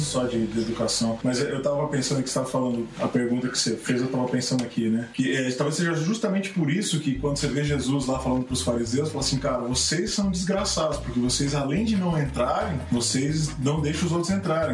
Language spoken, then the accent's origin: Portuguese; Brazil; nós como brasileiros